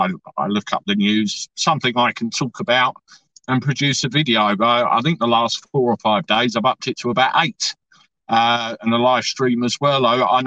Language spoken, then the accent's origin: English; New York, United States; accent: New York; My New York accent isn't that much better either. New York.